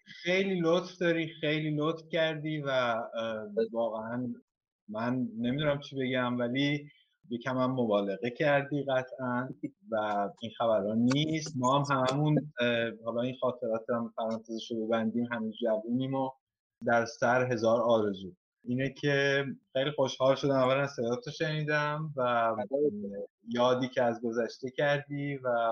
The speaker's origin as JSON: {"language": "Persian", "region": "Isfahan", "country": "Iran", "also_born_or_lived": "Tehran, Iran", "moved": "as an adult", "lives_now": "Florence, Italy", "said": "اگه من خودم مثلا اصفهانی هستم"}